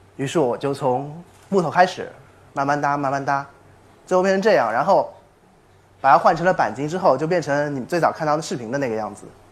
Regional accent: China; 我们中国人是多么有创新啊

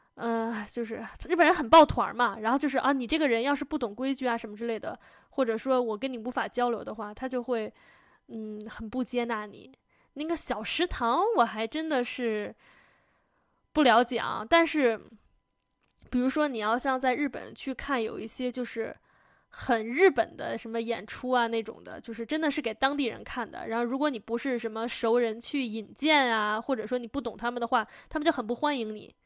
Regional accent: Beijing, China; 我是，我是爷爷奶奶、姥姥姥爷从不同的省份迁来北京。但是我从小就不认为我自己是北京人

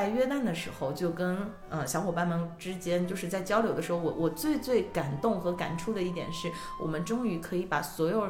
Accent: China; 我们说来自中国

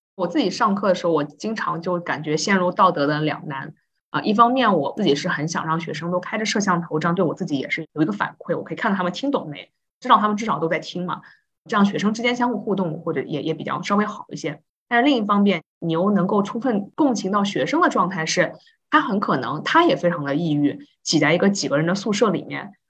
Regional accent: China; 就好像我们中国人，中国同学之间就会调笑说

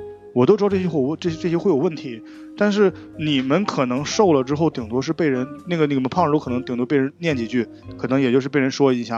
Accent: Northeast China, China; 就我们现在东北这边，女孩子还是很有地位的

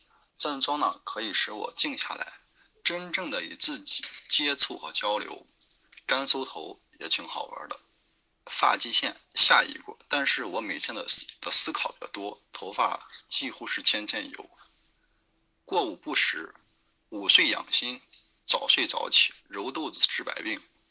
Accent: Xi'an, Shaanxi, China; ，今年二十四岁。

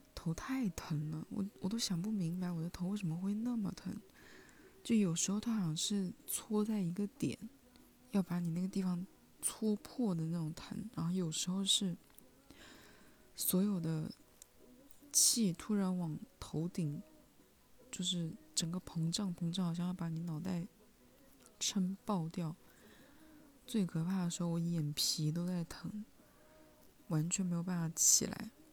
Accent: Hunan, China; 我是湖南人

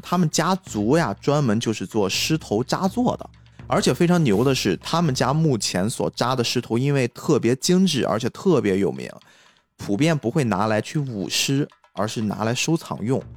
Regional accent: Qingdao, Shandong, China; also born or lived in Chongqing; 我是青岛人嘛，生活在北方城市

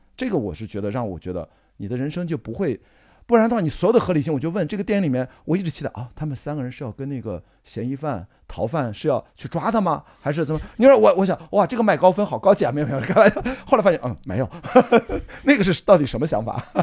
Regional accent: Qingdao, Shandong, China; 我青岛人

